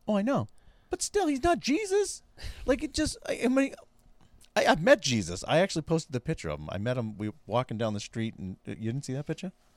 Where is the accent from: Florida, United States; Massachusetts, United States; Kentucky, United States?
Massachusetts, United States; I was from Boston